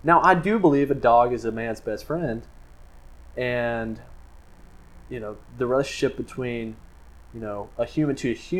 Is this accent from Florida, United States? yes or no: yes; Florida, United States; I am from Florida